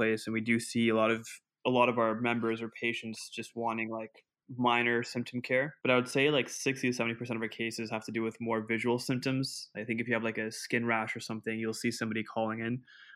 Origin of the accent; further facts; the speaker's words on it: Pakistan; moved away; I was brought up in Pakistan